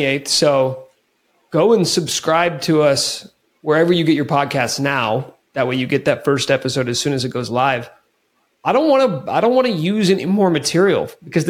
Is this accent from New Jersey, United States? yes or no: no; Kansas, United States; moved away as an adult; also born or lived in Lawrence, Kansas; now in Denver, United States; I grew up in Kansas, went to KU, did radio for about 7 years in Lawrence